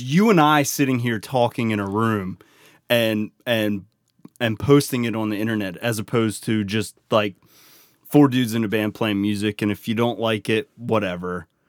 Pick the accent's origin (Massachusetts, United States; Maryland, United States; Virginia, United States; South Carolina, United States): Maryland, United States; Baltimore; accent: Baltimore; how much of a Baltimore accent I have